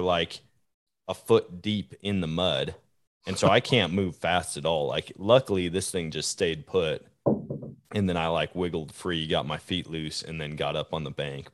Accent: Wisconsin, United States; born or raised there; now in Missouri, United States

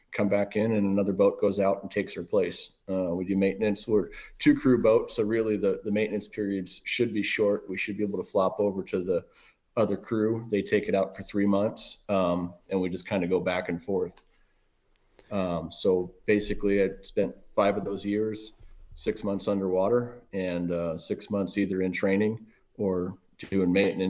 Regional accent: Manitowoc, Wisconsin, United States; also born or lived in Milwaukee; So I'm originally from the Midwest, born in Milwaukee. And, you know, outside, I spent my time cutting my teeth in Manitowoc or Sheboygan County, just north of Milwaukee, all through childhood

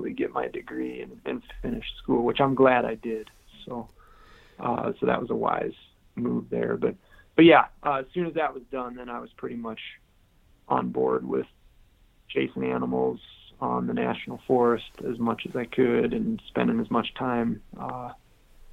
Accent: Caledonia, Michigan, United States; also born or lived in Grand Rapids, Michigan; I was born in Grand Rapids, was the closest big city. So kind of the southwest part of the Lower Peninsula. Caledonia was the town I grew up in.

